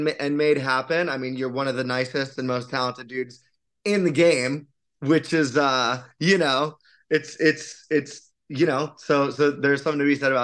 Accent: West Palm Beach, Florida, United States; growing up in South Florida and like West Palm Beach

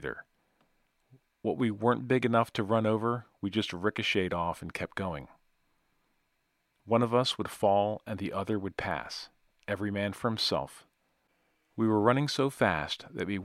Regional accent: Natchez, Mississippi, United States; my hometown of Natchez by God, Mississippi

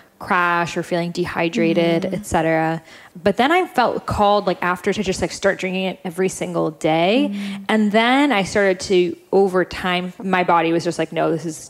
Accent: United Kingdom; Like, let's add like tons of sugar and milk to it because we're British and that's what we do.

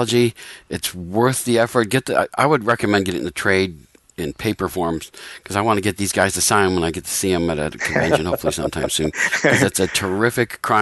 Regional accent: Scranton, Pennsylvania, United States; I'm from Scranton, Pennsylvania.

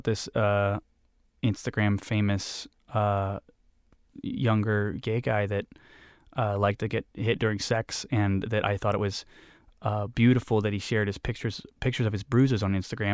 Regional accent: Columbus, Ohio, United States; I'm from Columbus, which is 3 hours of drive south of Cleveland, if you don't know, in Ohio

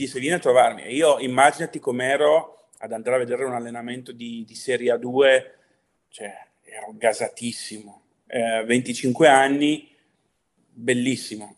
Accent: Pinerolo, Piedmont, Italy; now in Brescia, Italy; a Pinerolo, nella, nella provincia di Torino. Sono piemontese.

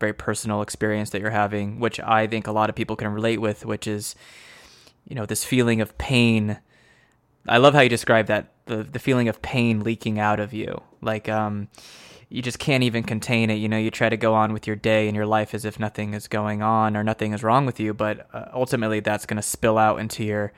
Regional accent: United States; I'm an American

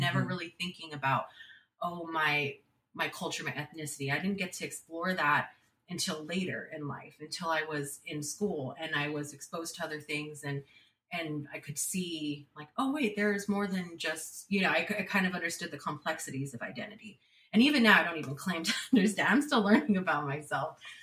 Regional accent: San Jose, California, United States; I was born and raised in San Jose, California.

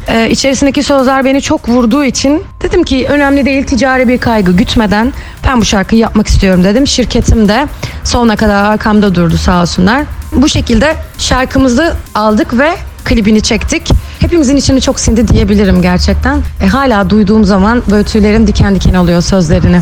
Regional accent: Ankara, Turkey; moved away as an adult; now in Izmir, Turkey; 1989 Ankara doğumluyum. İlk ve orta öğretimimi Ankara'da tamamladıktan sonra 2007 yılında Ege Üniversitesi Devlet Türk Musikisi Konservatuarını kazanarak İzmir'e yerleştim

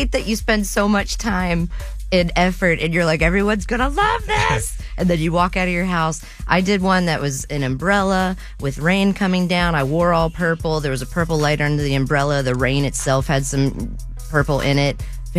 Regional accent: West Virginia, United States; I mean, I'm from West Virginia

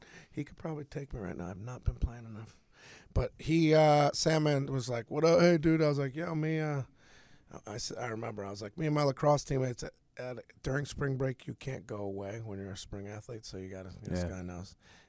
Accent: Connecticut, United States; Sandler's like, where are you from? You sound familiar. I'm like, Connecticut.

